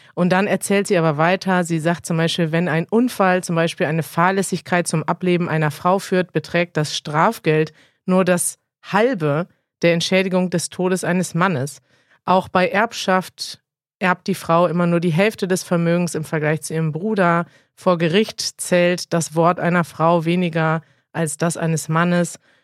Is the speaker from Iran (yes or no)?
yes; Iran; German is a second language; ich komme aus dem Iran